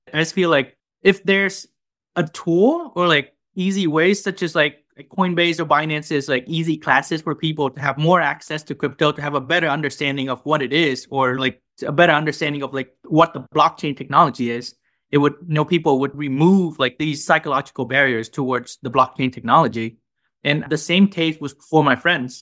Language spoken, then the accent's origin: English; Vietnam; now in United States; I'm a junior from Vietnam at, uh, Northwestern University